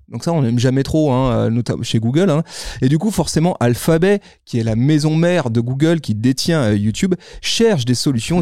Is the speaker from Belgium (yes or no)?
no; France; chez nous en France